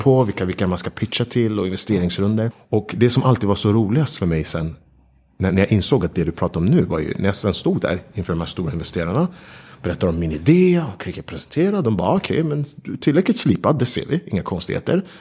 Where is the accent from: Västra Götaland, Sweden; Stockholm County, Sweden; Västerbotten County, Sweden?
Stockholm County, Sweden; Stockholm; moved away as an adult; also born or lived in New York / London; när jag sen även flyttade hem till Stockholm